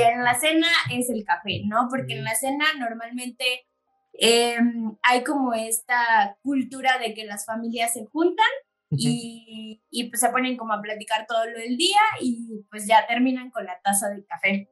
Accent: Chiapas, Mexico; moved away as an adult; now in Querétaro, Mexico; soy de Chiapas, tengo cuatro años residiendo acá en, en, Querétaro

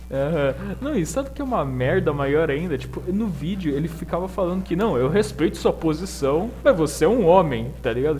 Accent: Santa Catarina, Brazil; Eu sou de Santa Catarina.

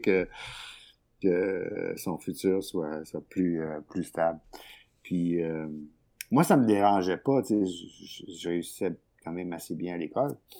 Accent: Sherbrooke, Quebec, Canada; je suis né à Sherbrooke, dans les cantons de l'Est.

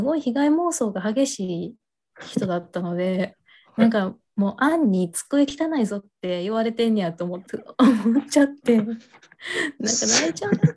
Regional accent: Kobe, Hyogo, Japan; moved away as an adult; also born or lived in Osaka / Nagoya / Yokohama; now in Shizuoka, Japan; 神戸生まれ神戸育ちそれから引っ越して、えー、大阪、名古屋、静岡、横浜と住んで、今、静岡に住んでます

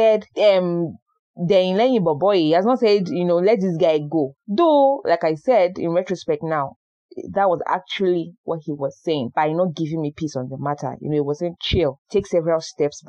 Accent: Oyo, Nigeria; we are from Oyo

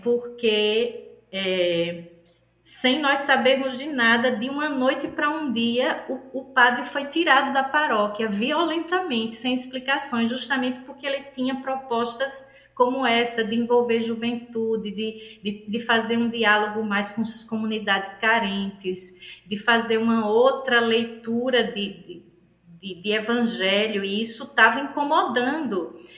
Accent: Northeast Region, Brazil; accent: nordestino; Mulher nordestina

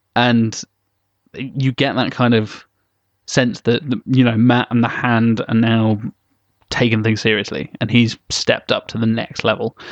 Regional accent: England, United Kingdom; I'm English

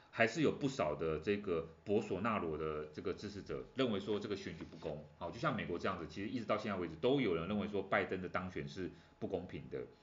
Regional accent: Taiwan; 对我们台湾人来讲呢

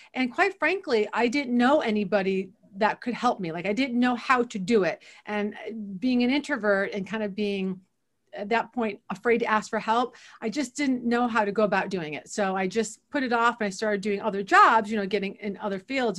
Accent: Toledo, Ohio, United States; moved away as an adult; also born or lived in Boston; now in Washington, DC, United States; I grew up in Toledo, Ohio, uh, and that is where I am born and raised as a Buckeye

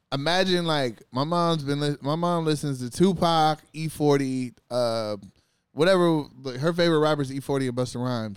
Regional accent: California, United States; I was from California

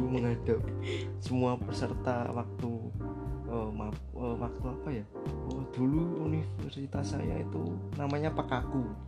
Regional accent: Purbalingga, Central Java, Indonesia; saya asal Purbalingga

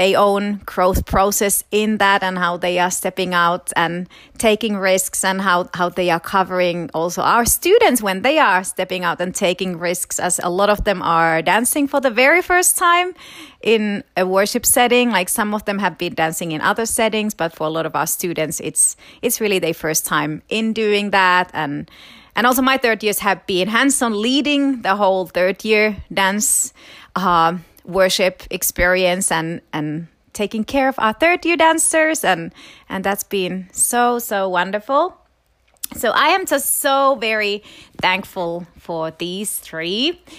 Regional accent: Florida, United States; I'm from Florida.

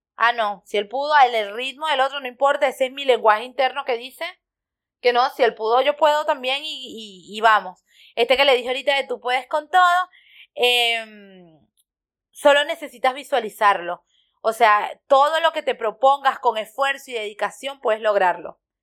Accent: Venezuela; moved away; soy venezolano

